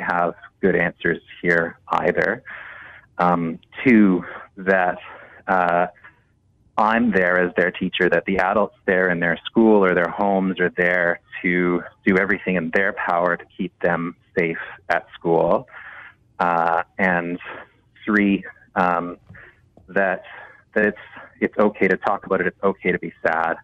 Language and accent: English; Canada; as a Canadian teacher